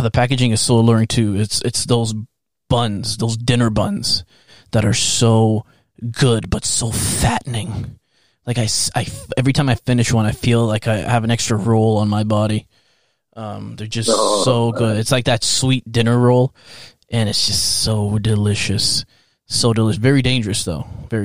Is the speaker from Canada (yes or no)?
yes; Canada; we're Canadian.